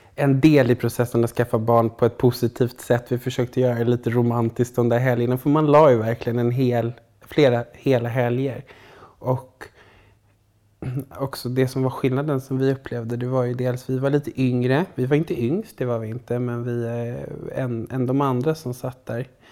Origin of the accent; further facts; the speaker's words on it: Stockholm, Stockholm County, Sweden; also born or lived in Sundsvall; kommer från Stockholm